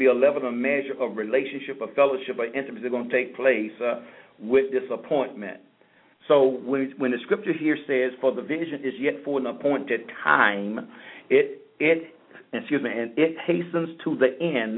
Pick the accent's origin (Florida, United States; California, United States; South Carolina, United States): Florida, United States; St. Petersburg; moved away as an adult; now in South Florida, United States; I'm from St. Petersburg